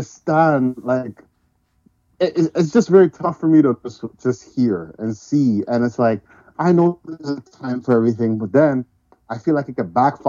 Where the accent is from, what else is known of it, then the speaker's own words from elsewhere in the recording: Canada; I was born here